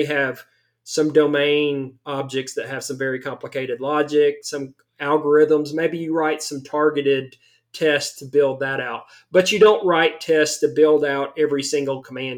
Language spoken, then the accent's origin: English; the South, United States; I am very much from the South.